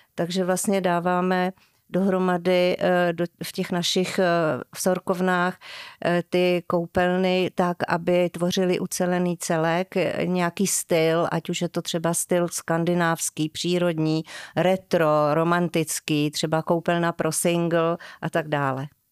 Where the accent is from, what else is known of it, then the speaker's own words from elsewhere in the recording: Dobříš, Central Bohemian Region, Czechia; moved away as an adult; now in Čimelice, Czech Republic; Já jsem se narodila na Dobříši